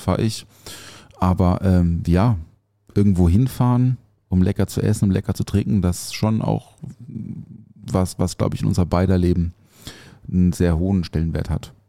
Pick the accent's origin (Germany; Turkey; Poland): Germany; Offenburg, Baden-Württemberg; moved away; aus meiner Heimat, aus Offenburg